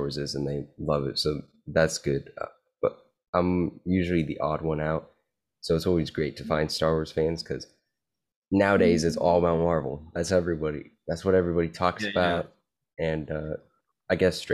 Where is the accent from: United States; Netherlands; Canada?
United States; California; I'm from California